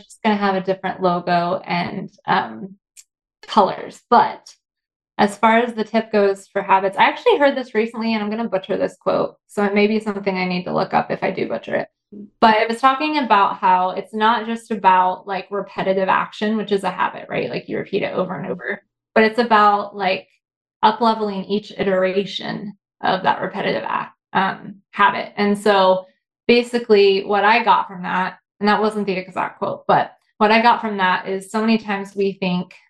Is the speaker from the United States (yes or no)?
yes; Indiana, United States; growing up in Indiana, it's not like the coolest place in the world.